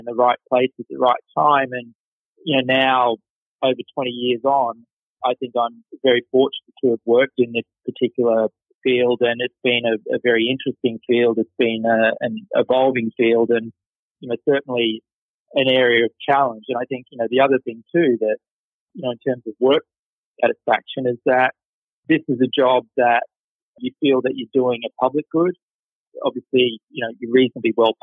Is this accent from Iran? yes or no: no; Queensland, Australia; moved away; So I grew up in Australia. I grew up in Queensland in the north.